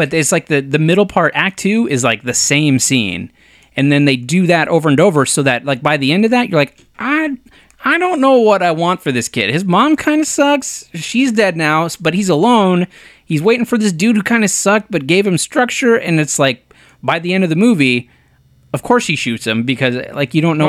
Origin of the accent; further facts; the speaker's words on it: Bulgaria; English is a second language; now in Germany; I grew up in Bulgaria and am living in Germany currently.